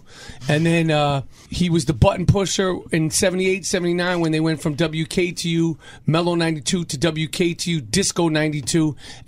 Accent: New York City, New York, United States; moved away as an adult; now in California, United States; I was born here, New York Hospital. I grew up here, went to high school here

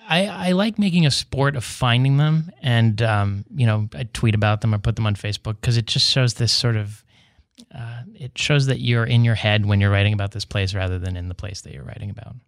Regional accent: West Virginia, United States; now in San Diego, United States; in West Virginia, my home state

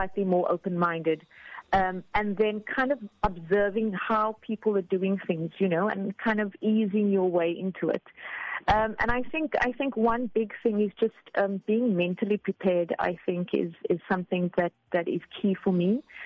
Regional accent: Cape Town, Western Cape, South Africa; moved away as an adult; also born or lived in Abu Dhabi / Dubai; now in Qatar; I'm from Cape Town and the Western Cape

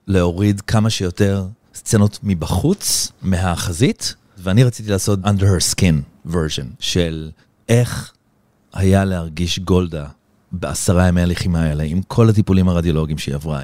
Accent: Israel; now in Los Angeles, United States; אני ישראלי

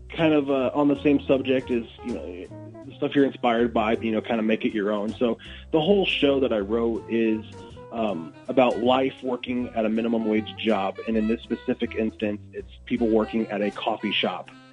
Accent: Athens, Illinois, United States; also born or lived in Springfield, Illinois; I grew up in Athens, just 20 minutes uh, just north of here

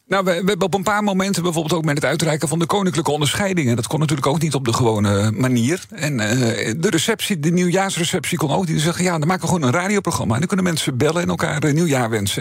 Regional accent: Netherlands; de plek waar ik vandaan kom, waar ik, eh, waar ik groot geworden ben, waar ik nu al alweer 20 jaar woon, daar ontstond een nieuwe gemeente

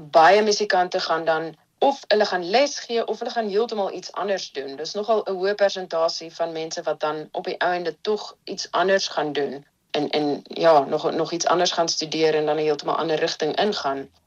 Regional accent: Stellenbosch, Western Cape, South Africa; moved away as an adult; also born or lived in Empangeni; now in Netherlands; Stellenbosch toe getrek saam met my gesin en daarso het ek groot geword. So ek dink ek was iets soos 3 jaar oud. So Stellenbosch voel eintlik maar soos my tuisdorp.

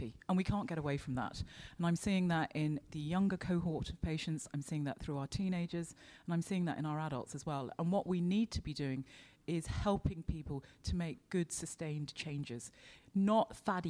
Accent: London, United Kingdom; moved away as an adult; now in County Laois, Ireland; I'm from London. So I came here in 1999, followed a man over here, and have been in County Leash since

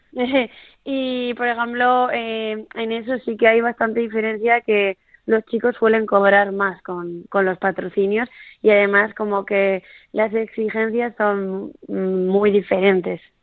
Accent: Sopelana, Basque Country, Spain; soy de Sopelana, de, de un pueblito ahí de la costa de País Vasco

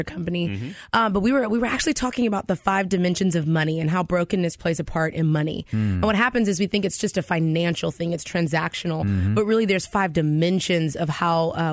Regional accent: Texas, United States; also born or lived in Houston, Texas; now in Decatur, United States; I'm from Texas

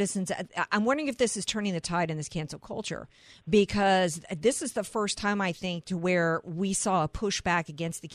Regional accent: New Orleans, Louisiana, United States; I am from New Orleans

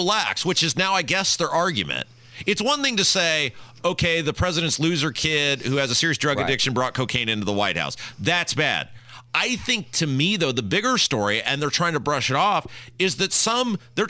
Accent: Cuba; You can't say that about me because, well, I'm from Cuba.

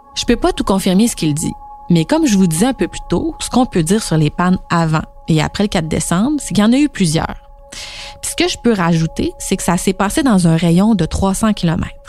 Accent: Saint-Jérôme, Quebec, Canada; je suis natif de Saint-Jérôme

